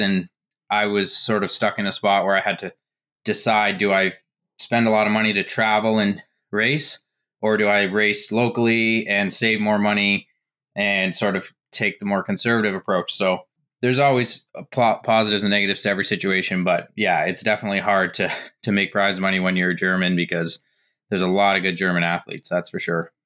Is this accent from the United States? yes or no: no; Canada; growing up in Canada, I played hockey in the summers